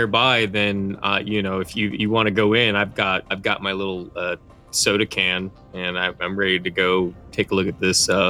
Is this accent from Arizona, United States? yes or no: yes; Arizona, United States; born there; I was born in Arizona, so all these buildings are way older than anything I'm used to. It's something I've had to get used to on living on the East Coast for the last several years.